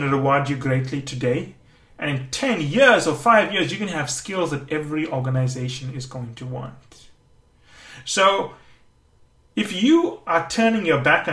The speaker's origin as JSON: {"language": "English", "country": "Canada", "said": "I am Canadian"}